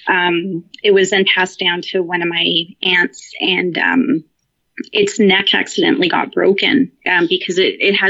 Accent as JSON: {"language": "English", "town": "Victoria", "region": "British Columbia", "country": "Canada", "said": "As far west as you can go in Canada, I'm in Victoria on Vancouver Island"}